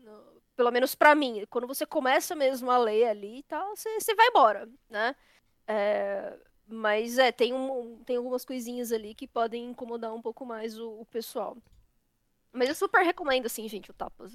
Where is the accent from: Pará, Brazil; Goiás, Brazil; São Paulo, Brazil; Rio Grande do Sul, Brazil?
São Paulo, Brazil; Tanto eu quanto a Leti somos paulistas